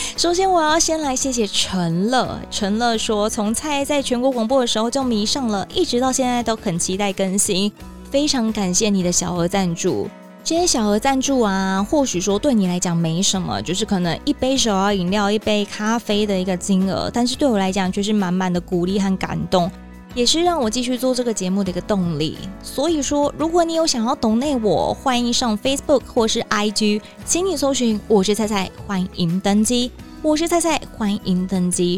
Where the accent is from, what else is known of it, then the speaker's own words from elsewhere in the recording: Taiwan; 当然跟咱们台湾人不同嘛